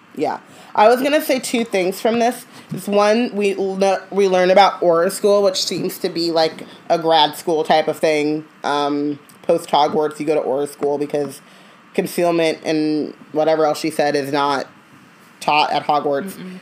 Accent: Orange County, California, United States; I grew up in Orange County

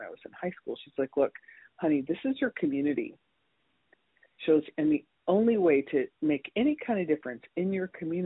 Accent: Scottsdale, Arizona, United States; I grew up in Scottsdale, Arizona

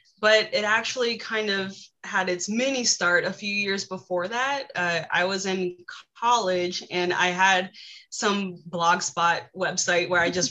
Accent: Virginia, United States; also born or lived in Wisconsin; I tell people I'm from Virginia because I've lived here for most of my life. So I'm a Virginian

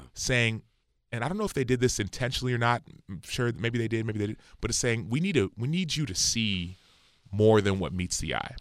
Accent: Dallas, Texas, United States; I was born in Dallas, Texas

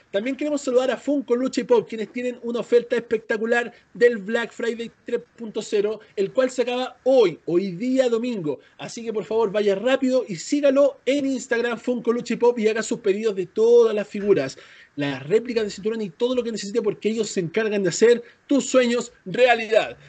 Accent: Chile; moved away; soy chileno

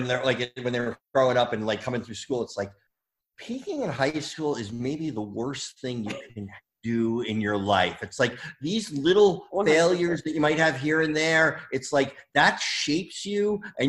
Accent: New Jersey, United States; moved away; from my hometown in Jersey

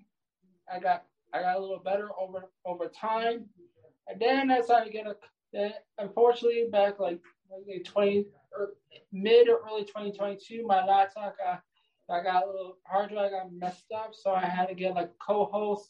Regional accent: New York, United States; I'm from the state of New York.

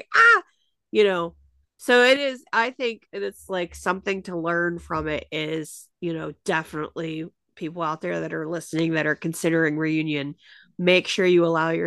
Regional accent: Pittsburgh, Pennsylvania, United States; I was born in Pittsburgh.

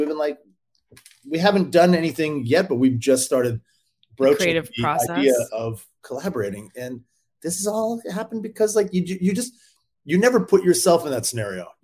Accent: Canada; I'm Canadian.

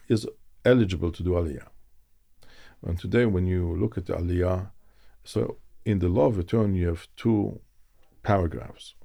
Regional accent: Zurich, Switzerland; moved away; also born or lived in Israel / Moscow, Russia; I was born in Switzerland, in Zurich.

